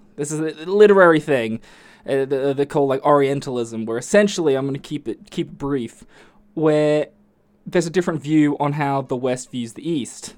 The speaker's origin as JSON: {"language": "English", "country": "Australia", "said": "I'm Aussie"}